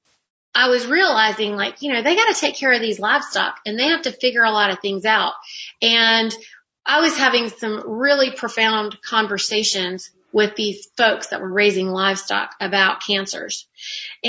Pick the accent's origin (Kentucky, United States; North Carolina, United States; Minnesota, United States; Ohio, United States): North Carolina, United States; I'm actually a Carolina girl because I was raised in North Carolina.